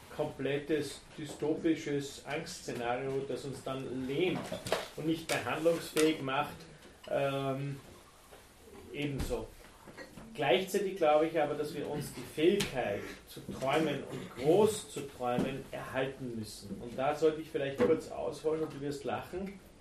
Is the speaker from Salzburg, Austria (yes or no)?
yes; Tennengau, Salzburg, Austria; einen ganz kleinen Ort im, im, im Tennengau